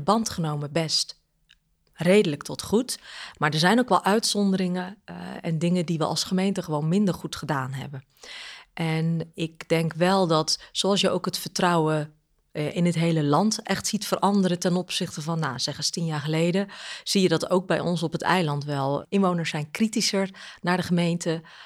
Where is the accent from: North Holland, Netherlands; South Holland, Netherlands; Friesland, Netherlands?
South Holland, Netherlands; Goeree-Overflakkee; Ik ben daar geboren en, en opgegroeid. Echt eilander.